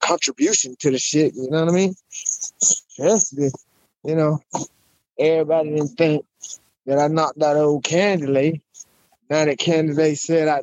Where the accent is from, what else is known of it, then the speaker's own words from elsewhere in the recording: Ocala, Florida, United States; I'm from Ocala, Florida